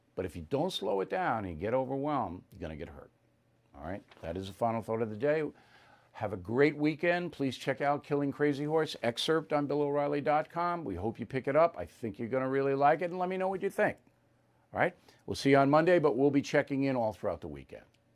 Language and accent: English; Long Island, New York, United States; my hometown newspaper, Newsday